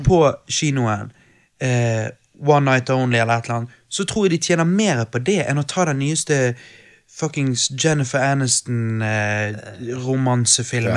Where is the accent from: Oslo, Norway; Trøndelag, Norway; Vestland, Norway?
Vestland, Norway; Bergen; vi er fra Bergen